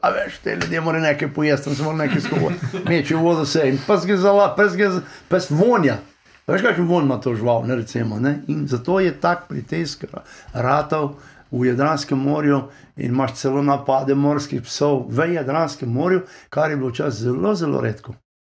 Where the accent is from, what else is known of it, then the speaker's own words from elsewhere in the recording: Lower Carniola, Slovenia; moved away as an adult; also born or lived in Texas, United States; now in United States; dolenci smo tako, uh, smo tak, dobro srčen narod odprti